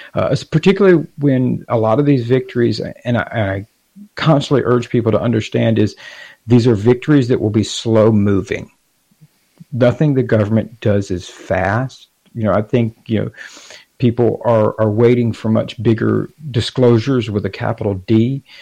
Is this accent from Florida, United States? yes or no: yes; Gainesville, Florida, United States; I'm from Gainesville